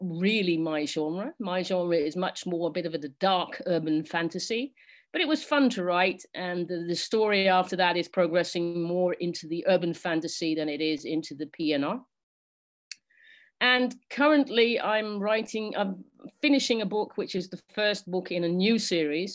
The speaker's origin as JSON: {"language": "English", "region": "England", "country": "United Kingdom", "moved": "yes", "lives_now": "Netherlands", "said": "I'm English, and because I live in Holland, I can't vote in England"}